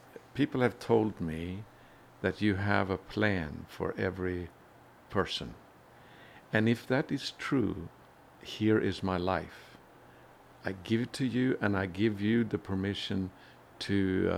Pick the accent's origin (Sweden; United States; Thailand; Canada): Sweden; I was born in Sweden and grew up in a Christian home